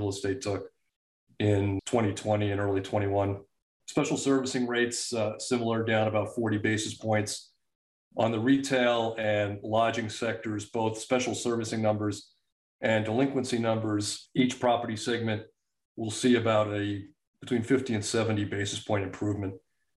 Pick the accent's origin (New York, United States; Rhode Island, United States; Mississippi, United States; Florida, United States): New York, United States; Eastern Long Island; I grew up on Eastern Long Island, and our neighborhood was full of sod farms growing up